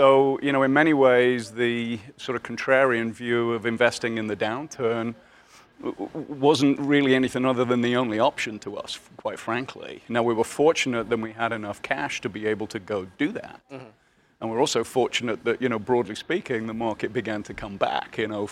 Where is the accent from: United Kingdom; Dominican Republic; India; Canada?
United Kingdom; Birmingham, West Midlands; moved away; I grew up in Birmingham, you know, essentially, which is the sort of center of the UK.